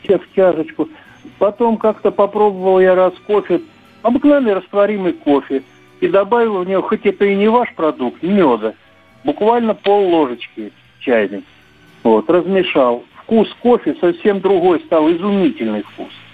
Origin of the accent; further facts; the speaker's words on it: Saratov, Saratov Oblast, Russia; они вернулись потом назад в Саратов. И научили они меня, я воспитывался до школы у них